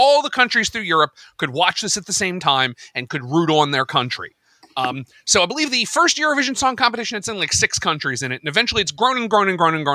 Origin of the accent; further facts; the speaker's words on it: United States; as an American